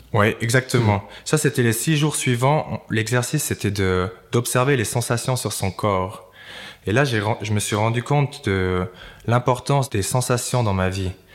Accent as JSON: {"language": "French", "region": "Valais", "country": "Switzerland", "said": "je suis valaisan, j'étais très fier d'être valaisan"}